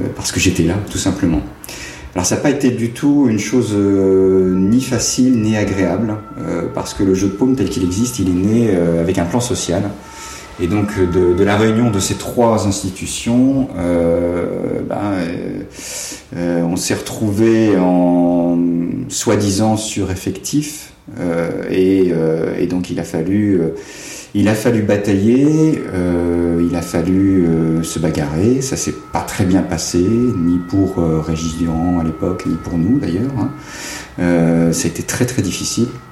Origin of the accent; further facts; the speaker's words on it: Cherbourg, Normandy, France; je suis né à Cherbourg euh, et mon enfance et mon adolescence s'est passée tout à fait en dehors du cadre euh, artistique